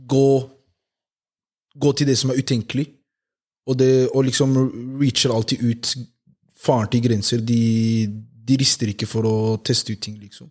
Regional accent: Oslo, Norway; Jeg er jo fra Homlia Eh, bodd der hele livet.

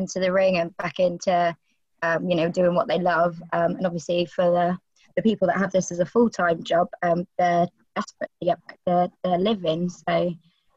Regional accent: United Kingdom; I'm also a British female wrestler

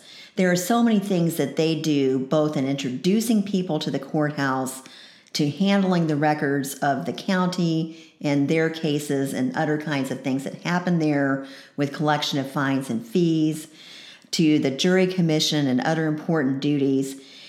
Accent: Decatur, Georgia, United States; moved away as an adult; I moved up here from Decatur, Georgia. That's where I grew up. I started school at the University of Georgia and then transferred here in 1976.

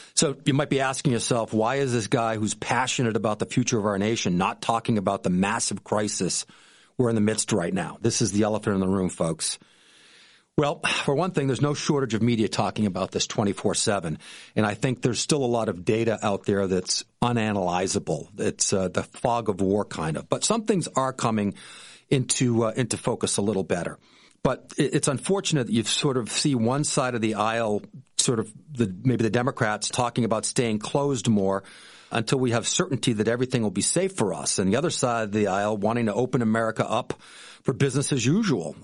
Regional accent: Boston, Massachusetts, United States; moved away as an adult; also born or lived in Jackson Hole, Wyoming; now in Vero Beach, United States; My wife and I grew up in Boston, um, in the Boston area

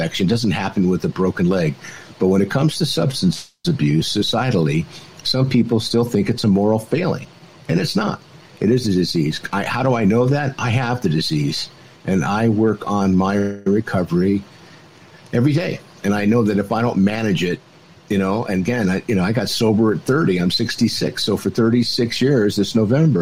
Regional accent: California, United States; I'm from California

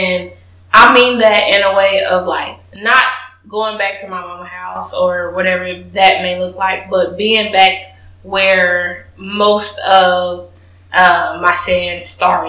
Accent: Kansas City, Missouri, United States; moved away as an adult; now in Houston, United States; I am from Kansas City, Missouri, home of the Chiefs

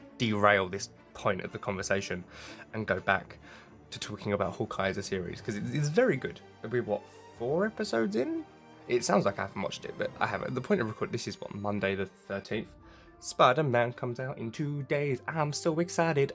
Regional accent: England, United Kingdom; I'm English

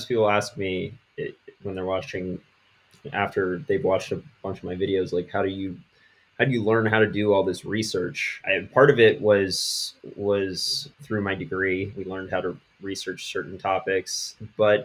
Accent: Washington, District of Columbia, United States; moved away as an adult; also born or lived in Western North Carolina; now in North Carolina, United States; I grew up in the Washington, D.C. area.

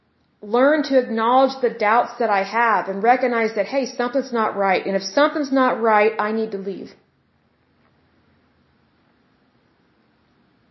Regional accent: Oklahoma, United States; excuse my accent. Sometimes it comes out when I'm speaking, because I'm from Oklahoma.

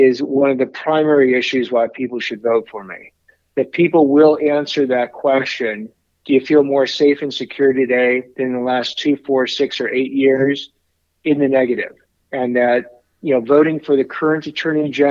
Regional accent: Los Angeles, California, United States; also born or lived in Washington, D.C.; growing up in Los Angeles

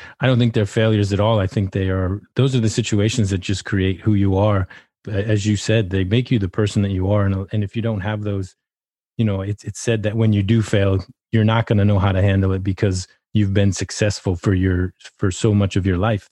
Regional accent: Massachusetts, United States; I grew up in Massachusetts

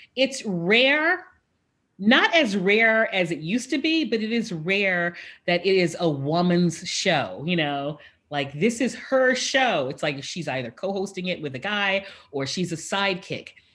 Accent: Houston, Texas, United States; my hometown of Houston

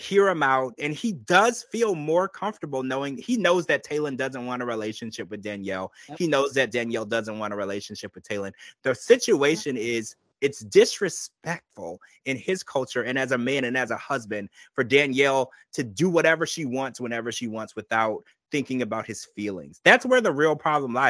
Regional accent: United States

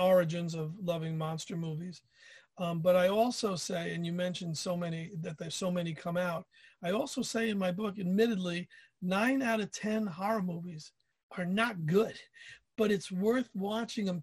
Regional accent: New York, United States; I grew up in New York

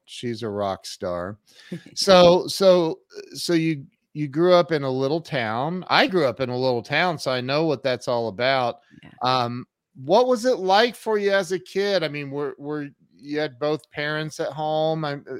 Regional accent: Ohio, United States; Hey, I grew up in Ohio and right down the road was a town called New Hampshire, Ohio. I swear.

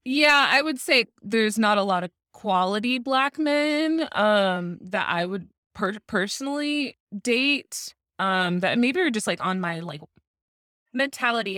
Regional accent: Tucson, Arizona, United States; now in Phoenix, United States; I also live in Phoenix, but born and raised in Tucson

